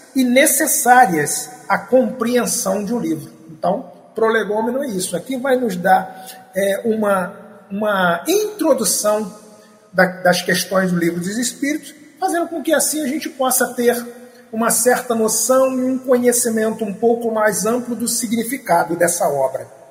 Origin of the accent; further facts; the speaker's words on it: Três Rios, Rio de Janeiro, Brazil; eu sou da cidade de Três Rios